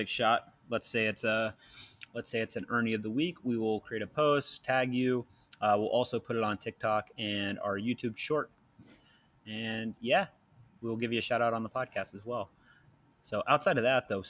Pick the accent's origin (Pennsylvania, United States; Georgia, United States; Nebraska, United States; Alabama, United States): Georgia, United States; Georgia outside of Atlanta, United States; growing up in Georgia outside of Atlanta